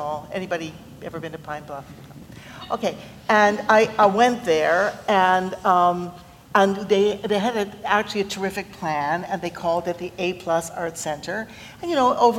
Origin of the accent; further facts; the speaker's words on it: Canada; I'm a Canadian